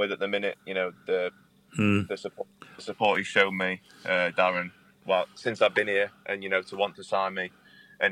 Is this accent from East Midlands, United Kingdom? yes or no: yes; Chesterfield, East Midlands, United Kingdom; my hometown is Chesterfield